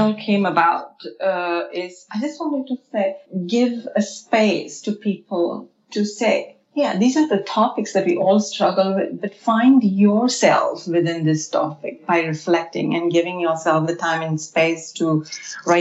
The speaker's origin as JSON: {"language": "English", "country": "India", "tie": "born or raised there", "moved": "yes", "said": "I grew up in India"}